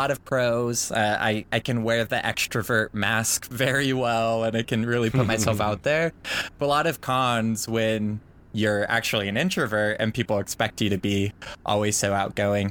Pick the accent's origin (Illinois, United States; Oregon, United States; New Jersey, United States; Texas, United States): Oregon, United States; born and raised in Oregon to a pretty big Mormon family